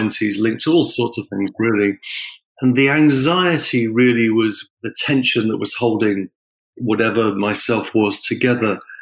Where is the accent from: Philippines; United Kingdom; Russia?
United Kingdom; England; moved away; I'm from England originally, and there's a certain kind of humor which is associated with where I'm from.